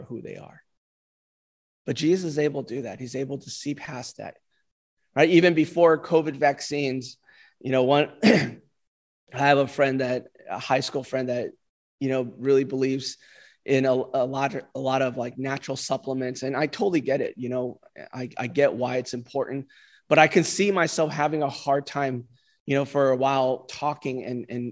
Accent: California, United States; moved away; California, my home state

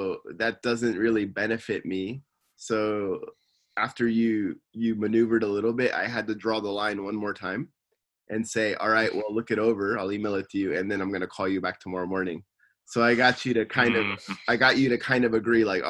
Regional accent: Simi Valley, California, United States; now in Tokyo, Japan; I'm from Simi Valley, and I'm living in Tokyo

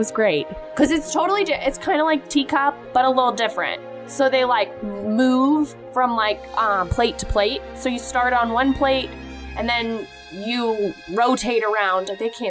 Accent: Atlanta, Georgia, United States

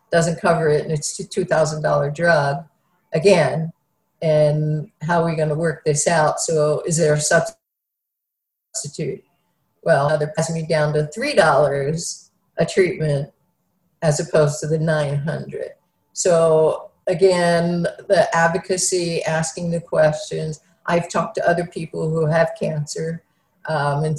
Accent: Philadelphia, Pennsylvania, United States; I grew up in Philadelphia

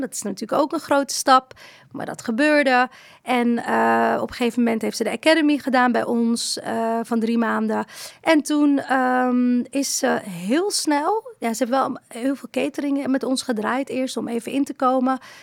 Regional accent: Morocco; now in Netherlands; Ik ben niet hier geboren, ik ben in Marokko geboren

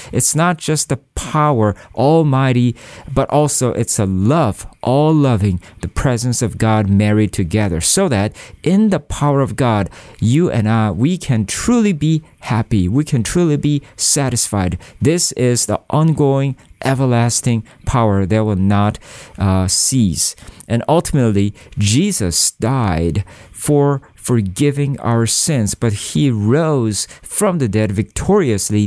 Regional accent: South Korea; I am from South Korea, and, uh, Korea is a very compe-, competitive country in terms of study.

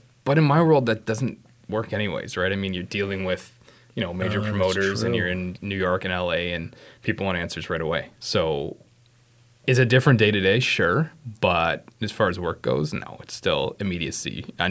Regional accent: Sault Ste. Marie, Ontario, Canada; moved away as an adult; also born or lived in St. Catharines, Ontario / Mississauga, Ontario / Kingston, Ontario; now in Moncton, Canada; Sault Ste. Marie, Ontario, originally.

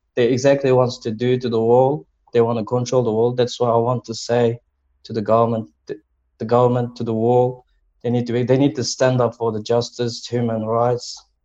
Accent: Uyghur, Xinjiang, China; now in Australia; my nationality is Uyghur. I'm Uyghur Australian. And I came here 2009

